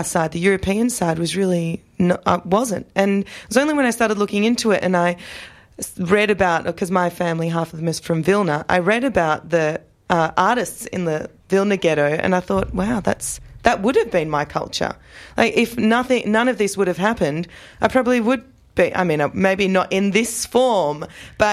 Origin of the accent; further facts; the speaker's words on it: Australia; I was born in Australia. I feel more or less Australian